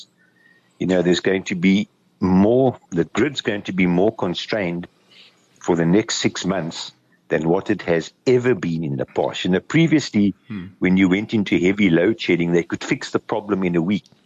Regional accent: South Africa; being a South African

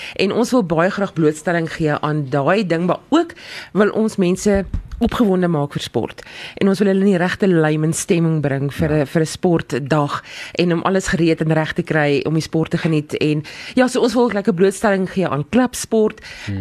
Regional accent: South Africa; ons Suid-Afrikaners

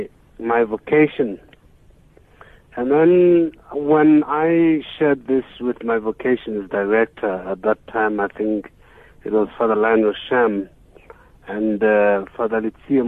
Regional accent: Johannesburg, Gauteng, South Africa; we came from Johannesburg

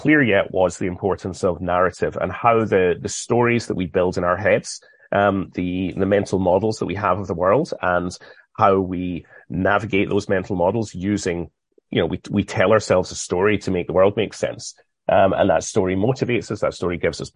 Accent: United Kingdom; Being British

